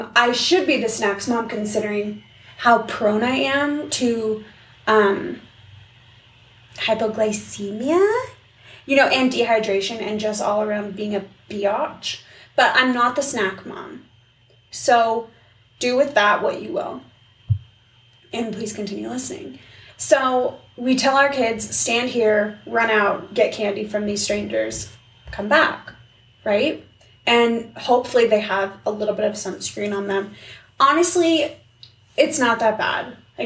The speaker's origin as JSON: {"language": "English", "town": "Seattle", "region": "Washington", "country": "United States", "tie": "born or raised there", "moved": "yes", "lives_now": "Utah, United States", "said": "I grew up in Seattle"}